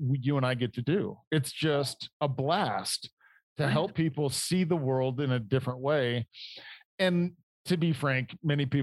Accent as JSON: {"language": "English", "region": "Indiana", "country": "United States", "tie": "born or raised there", "also_born_or_lived": "Detroit", "moved": "as an adult", "said": "I grew up in Indiana in manufacturing"}